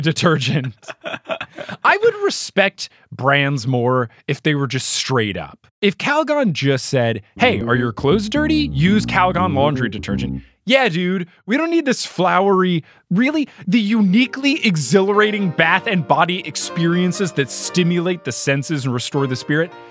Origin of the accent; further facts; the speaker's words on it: New Jersey, United States; I'm from New Jersey.